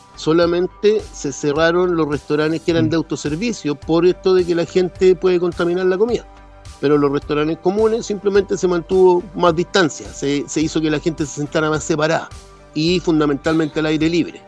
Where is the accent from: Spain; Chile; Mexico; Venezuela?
Chile; somos buenos los chilenos